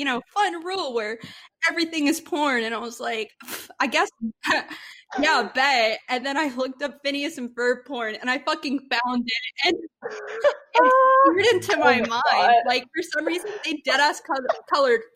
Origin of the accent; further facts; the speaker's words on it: Texas, United States; we're from Texas